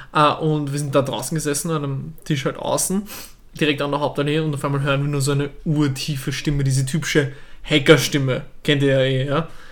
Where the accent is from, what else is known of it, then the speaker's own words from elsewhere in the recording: Vienna, Austria; accent: Viennese; ich spreche wienerisch